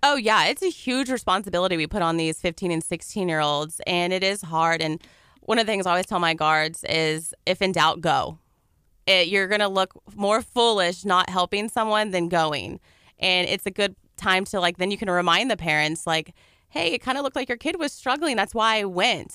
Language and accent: English; Dickinson, Texas, United States; moved away as an adult; now in Galveston, United States; I'm from Dickinson